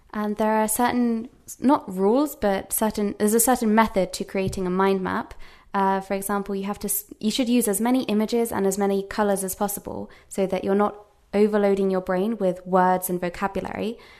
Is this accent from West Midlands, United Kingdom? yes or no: yes; Worcester, West Midlands, United Kingdom; first language English; moved away as an adult; also born or lived in United States; now in Japan; I'm from a small town called Worcester